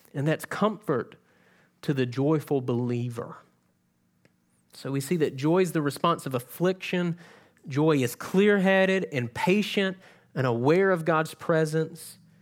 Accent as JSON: {"language": "English", "region": "South Georgia", "country": "United States", "moved": "yes", "said": "I'm from South Georgia"}